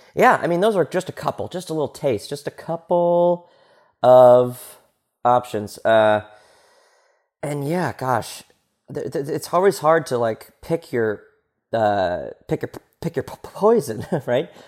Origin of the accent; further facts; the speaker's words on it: New York, United States; I'm from New York